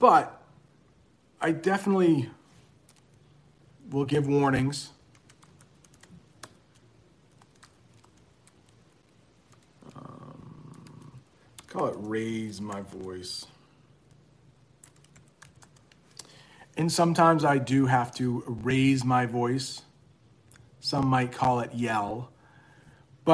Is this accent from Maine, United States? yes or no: yes; Maine, United States; I'm from Maine